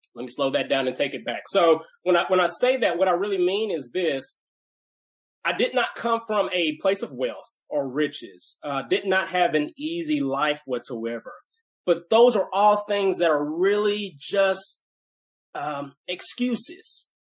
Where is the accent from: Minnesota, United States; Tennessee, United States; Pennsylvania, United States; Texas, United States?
Tennessee, United States; Nashville; I grew up in Nashville, uh, Tennessee, where I live now. So, uh, born and raised in Nashville uh, which is rare. I'm a, I'm a Nashville native.